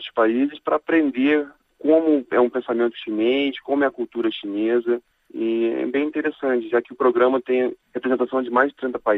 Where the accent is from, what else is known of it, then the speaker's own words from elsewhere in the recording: Brazil; moved away as an adult; also born or lived in Chicago, United States; now in China; Na verdade, eu saí do Brasil quando eu tinha 18 anos. Eu fui estudar nos Estados Unidos. E no caso, eu, eu fiz minha, meu ensino superior meu bacharelado e mestrado numa universidade chamada Lewis, Lewis University